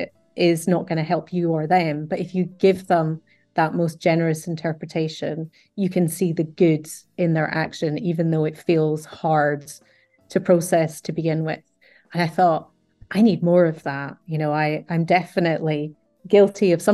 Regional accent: United Kingdom

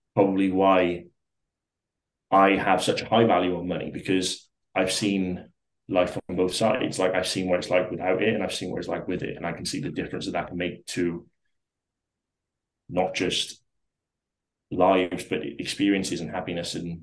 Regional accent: South Wales, United Kingdom; Like we lived in like just a small town, like so I'm like from South Wales, lived in the valleys, like a small town

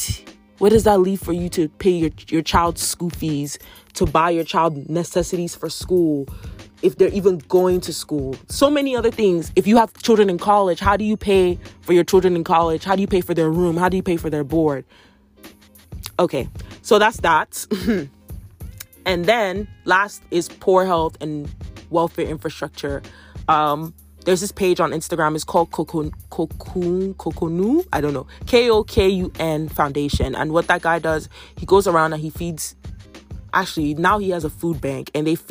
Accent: Nigeria; moved away; I remember when we were growing up in Nigeria

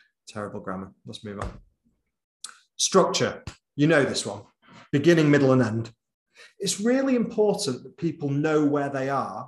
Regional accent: Bolton, North West England, United Kingdom; accent: Boltonese; moved away; I'm from Bolton originally, and I think it serves me well to speak in a bit of Boltonese

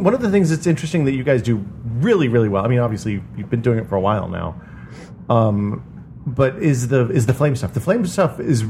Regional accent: Northeast Tennessee, United States; I grew up in Tennessee, and in Northeast Tennessee, you can get black powder kind of anywhere.

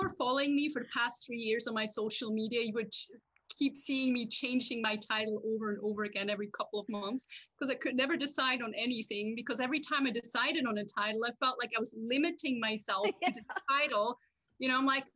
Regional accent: Switzerland; English is a second language; moved away as an adult; now in Hillsburgh, Canada; I'm originally from Switzerland

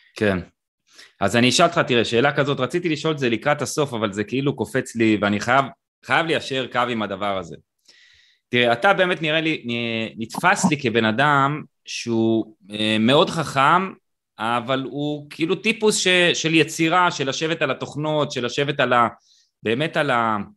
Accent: Israel; אני קיבוצניק

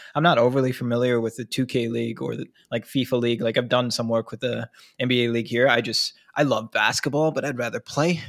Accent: Minnesota, United States; I'm from Minnesota too

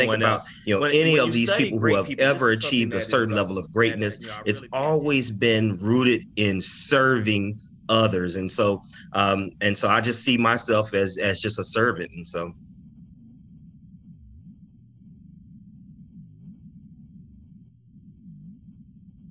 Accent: Orlando, Florida, United States; I grew up in the west side of Orlando. So I'm from Orlando, Florida

